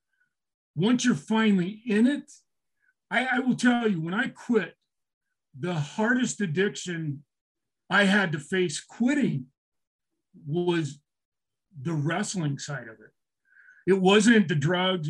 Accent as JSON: {"language": "English", "town": "Orem", "region": "Utah", "country": "United States", "tie": "born or raised there", "said": "my hometown in Orem, Utah"}